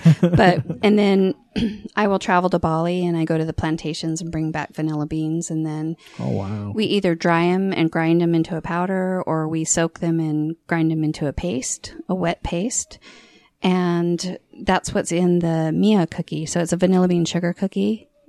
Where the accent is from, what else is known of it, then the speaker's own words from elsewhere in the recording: Saudi Arabia; also born or lived in Arizona; now in Utah, United States; I was born in Arizona. I grew up in Saudi Arabia. And then I came here for school.